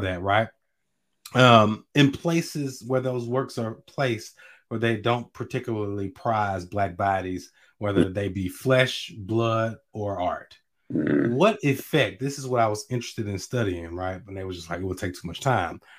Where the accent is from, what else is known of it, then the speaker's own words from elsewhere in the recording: Natchez, Mississippi, United States; I'm from Natchez, so I'm from where Richard Wright was born